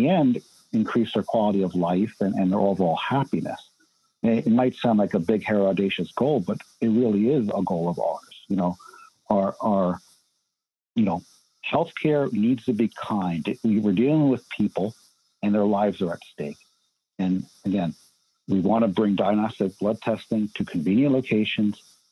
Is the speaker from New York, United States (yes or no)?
yes; New York, United States; growing up in New York